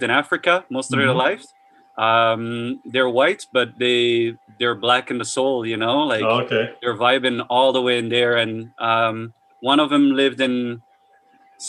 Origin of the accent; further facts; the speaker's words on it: Paris, Île-de-France, France; also born or lived in Brittany / Montreal; now in Toronto, Canada; I was raised and born in Paris